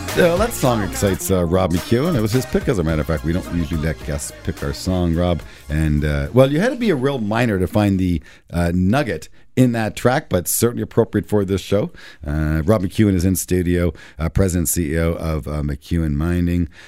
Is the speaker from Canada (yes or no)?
yes; Canada; as a Canadian investor